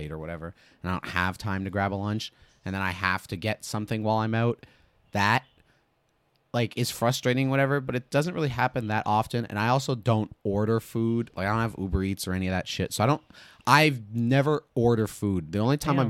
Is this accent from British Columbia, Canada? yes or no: no; Toronto, Ontario, Canada; I'm like from, you know, Toronto